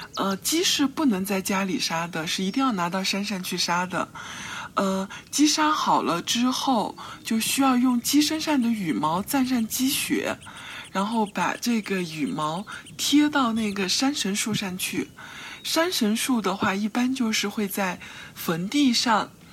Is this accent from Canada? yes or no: no; Dayao County, Chuxiong Yi Autonomous Prefecture, Yunnan, China; 我的家乡在楚雄彝族自治州大阳县下面的一个小镇，在我们老家那儿有一个风俗。